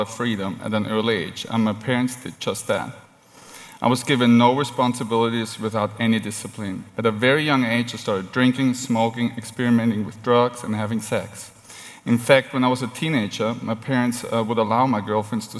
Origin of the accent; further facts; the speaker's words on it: Vienna, Austria; moved away; I was born and raised in Vienna, Austria. That's where the weird accent comes from